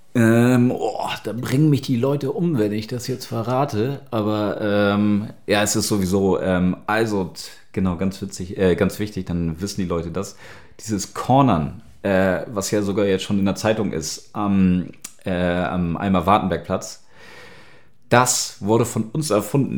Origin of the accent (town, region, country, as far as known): Hamburg, Germany; born or raised there; moved away as an adult; now in Berlin, Germany